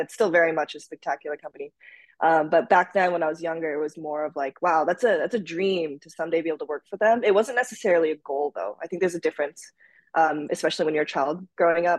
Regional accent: Minnesota, United States; also born or lived in Japan; we moved from Japan to the United States uh, to Minnesota actually uh, when I was five, and then we went back and forth until I was around ten

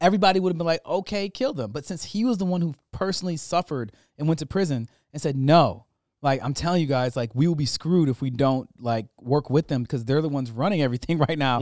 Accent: Michigan, United States

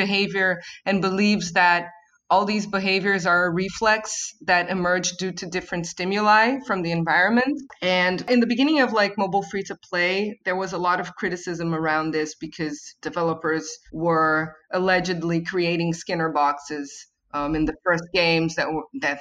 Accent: Rio de Janeiro, Brazil; at least here in Brazil, I'm from Rio

